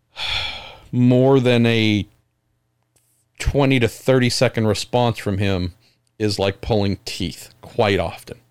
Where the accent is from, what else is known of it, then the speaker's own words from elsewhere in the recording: United States; I'm an American